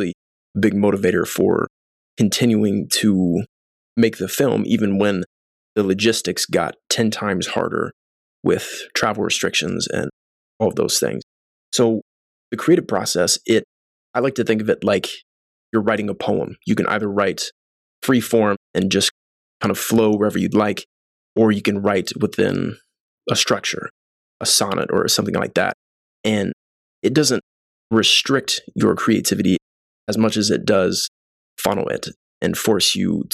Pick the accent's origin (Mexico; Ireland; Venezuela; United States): United States; Columbus, Indiana; moved away as an adult; now in Los Angeles, United States; Before Los Angeles, I was based in Columbus, Indiana. That's my hometown